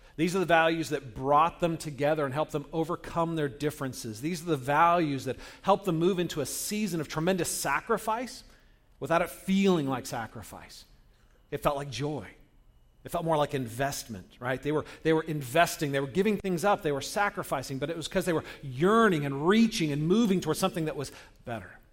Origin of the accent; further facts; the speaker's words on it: Northern California, United States; I grew up in Northern California, where, uh, during the seventies, um, when I was a kid